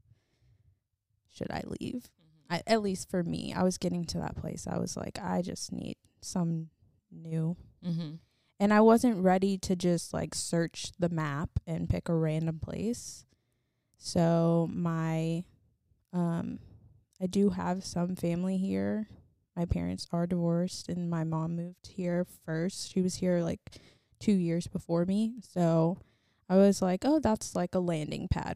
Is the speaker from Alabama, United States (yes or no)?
no; Charlotte, North Carolina, United States; moved away as an adult; also born or lived in Roxboro, North Carolina; now in Raleigh, United States; I grew up in Charlotte, and that is where I lived until I moved here, back to Raleigh last year